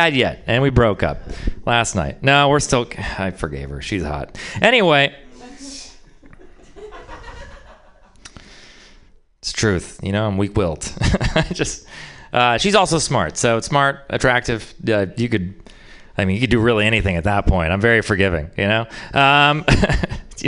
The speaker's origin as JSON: {"language": "English", "region": "Texas", "country": "United States", "said": "I'm from Texas"}